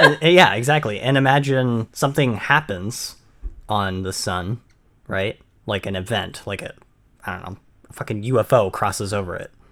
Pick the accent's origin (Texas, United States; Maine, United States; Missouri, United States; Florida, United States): Maine, United States; I'm born and raised in Maine and never gone any s-, south, any further south